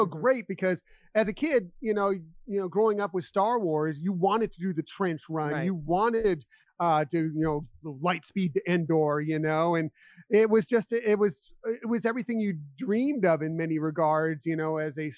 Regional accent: West Coast, United States; me growing up on the West Coast

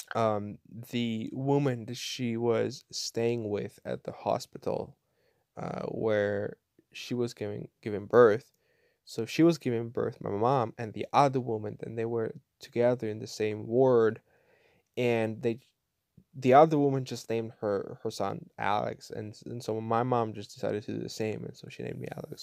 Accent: Kyiv Oblast, Ukraine; moved away as an adult; now in Bulgaria; growing up in Ukraine, I was, uh, I, I was going to church, like, three, three times a week, every week, every year, since my birth till the age of eighteen

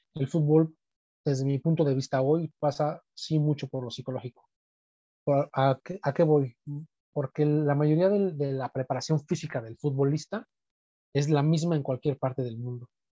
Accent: Mexico; como buen mexicano

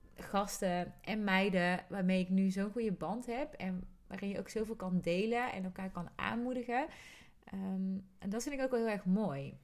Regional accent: North Brabant, Netherlands; accent: soft G; ik weet dat er sommige mensen ook kunnen genieten van mijn zachte G

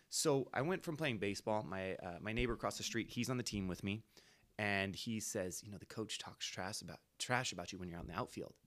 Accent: Antioch, California, United States; moved away as an adult; now in Livermore, United States; where I grew up in Antioch

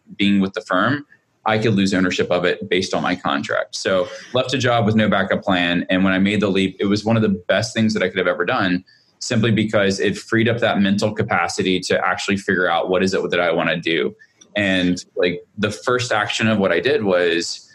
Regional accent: Montgomery, Alabama, United States; I grew up in Montgomery, Alabama

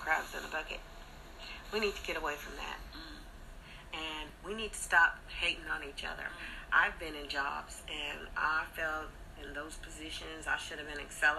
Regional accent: Pacific Northwest, United States; also born or lived in Texas; I come from the Pacific Northwest.

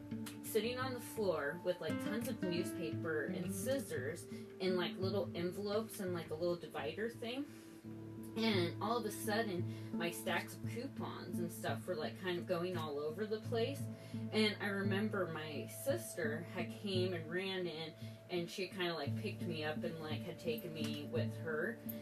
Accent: Hillsboro, Oregon, United States; also born or lived in Tillamook / Grants Pass / Washington; And I grew up in Hillsborough for the first part of my life. The second part of my life, I was in Tillamook. And then the third part of my life... I was in Grants Pass, and then the fourth part of my life, I was in Washington.

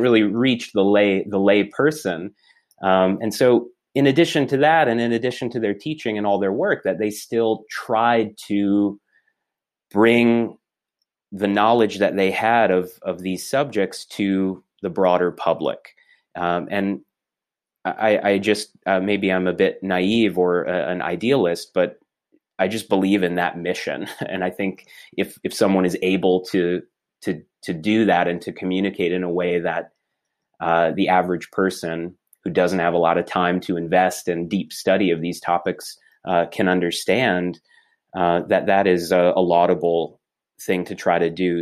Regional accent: Clinton, Iowa, United States; first language English; also born or lived in Baltimore, Maryland; I grew up in a small town called Clinton, uh, in eastern Iowa

